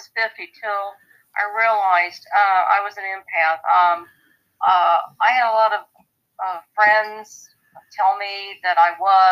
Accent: Ohio, United States; moved away; also born or lived in Columbus; I was from Ohio

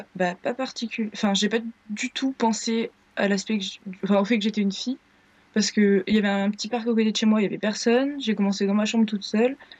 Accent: Grenoble, Auvergne-Rhône-Alpes, France; Je viens de Grenoble.

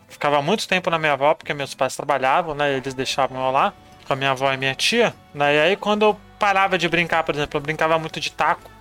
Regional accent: São Paulo, Brazil; Nasci na Vila Riete, bairro de São Paulo, Zona Sul

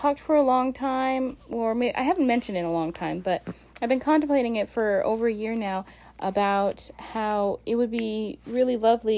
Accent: Alaska, United States; explorer of my home state of Alaska

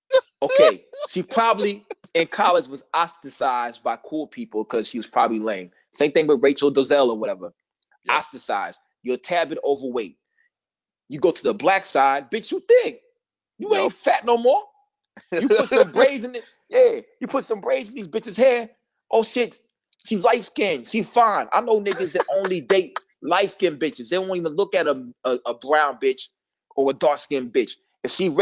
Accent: Missouri, United States; I ain't from Kansas, but I'm from Missouri.

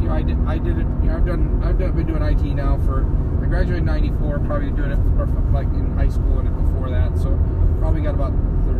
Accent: outside of Chicago, Illinois, United States; I grew up outside of Chicago

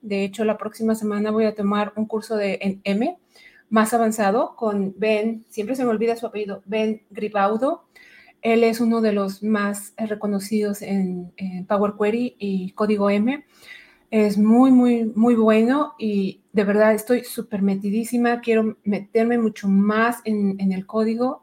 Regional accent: Mexico City, Mexico; moved away as an adult; now in Edmonton, Canada; yo soy originaria de la Ciudad de México, a ah, Chilanga

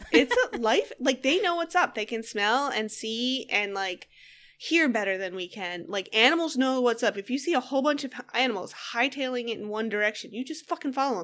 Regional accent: Northeast, United States; I grew up in, I grew up in the Northeast

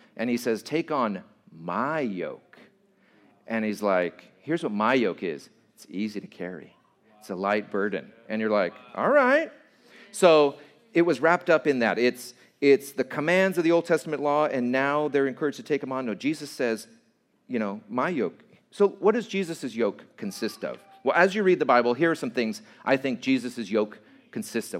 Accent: Santa Fe Springs, California, United States; I grew up at in Santa Fe Springs

